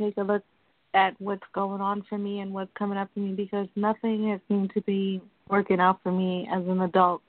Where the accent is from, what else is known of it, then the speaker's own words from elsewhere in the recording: Kingston, Jamaica; I was born in Jamaica in the capital, Kingston.